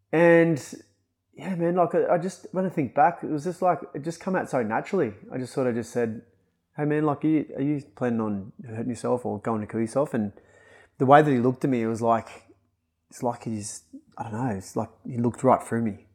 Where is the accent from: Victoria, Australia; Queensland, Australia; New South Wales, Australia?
New South Wales, Australia; Kyogle; moved away; I grew up in Khygle because my father was a f, a professional footballer himself